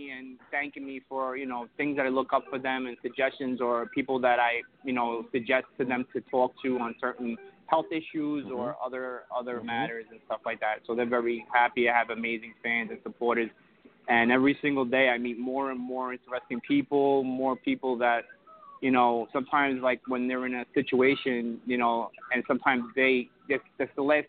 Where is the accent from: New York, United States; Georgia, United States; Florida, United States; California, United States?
New York, United States; Brooklyn; I'm Brooklyn.